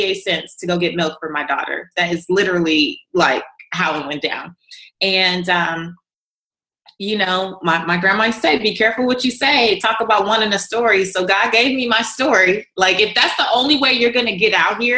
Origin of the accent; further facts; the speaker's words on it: Los Angeles, California, United States; I was raised in South Central Los Angeles, walking over crack pipes to get to the bus stop to go to school